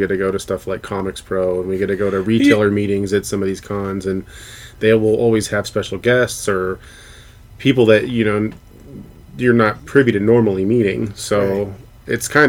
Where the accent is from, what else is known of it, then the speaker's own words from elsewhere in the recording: Colorado, United States; And I'm from Colorado.